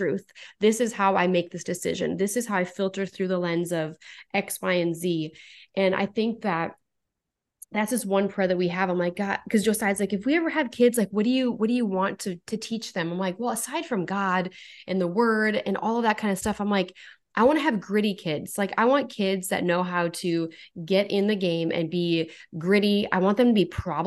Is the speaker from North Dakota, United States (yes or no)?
yes; North Dakota, United States; I'm from North Dakota